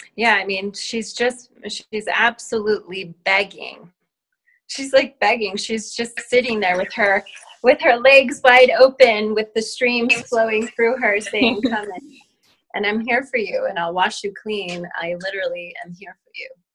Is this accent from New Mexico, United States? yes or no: yes; New Mexico, United States; My family has been Native New Mexicans for many lineages